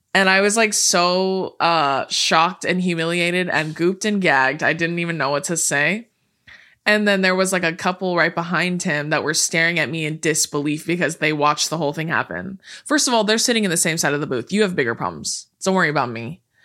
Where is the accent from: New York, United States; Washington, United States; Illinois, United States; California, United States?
California, United States; we're born and raised in California